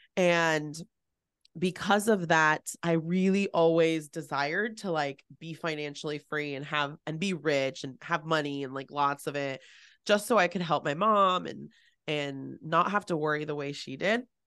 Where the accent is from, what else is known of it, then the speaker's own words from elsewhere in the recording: San Francisco, California, United States; I am born and raised in the San Francisco Bay Area. I was born in San Francisco